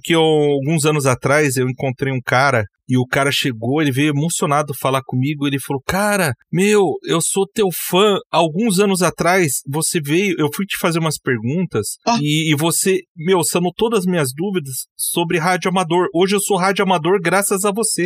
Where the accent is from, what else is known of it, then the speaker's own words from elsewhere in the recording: Curitiba, Paraná, Brazil; also born or lived in Londrina; eu sou aqui de Curitiba